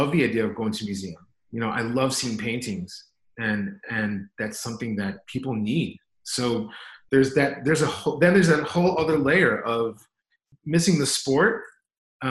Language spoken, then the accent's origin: English; Chicago, Illinois, United States; I'm an artist born and raised in Chicago in Brighton Park